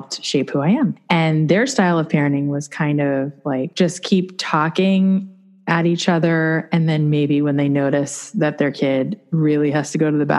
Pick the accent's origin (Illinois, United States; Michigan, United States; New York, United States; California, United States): New York, United States; Long Island; I was born on Long Island, New York